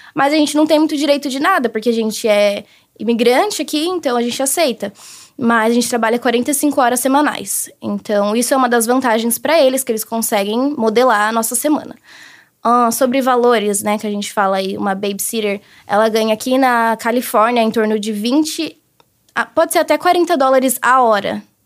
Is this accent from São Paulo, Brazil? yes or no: yes; Guarulhos, São Paulo, Brazil; moved away as an adult; now in United States; Eu sou de Guarulhos, São Paulo